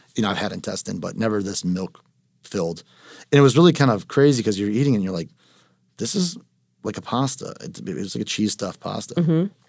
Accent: United States; I'm Italian American

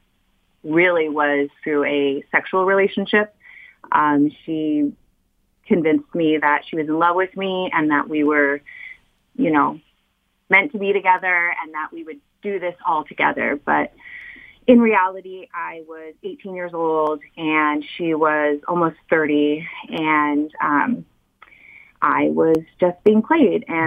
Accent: California, United States; also born or lived in Southeast Michigan; now in Michigan, United States; I'm not originally from Southeast Michigan. I'm actually from California.

